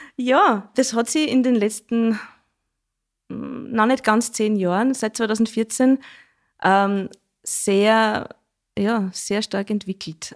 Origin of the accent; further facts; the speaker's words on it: Schneeberg, Lower Austria, Austria; Das sage ich als gebürtige Schneebergerin nicht, weil bei uns sagt man ja Dudeln zum Jodeln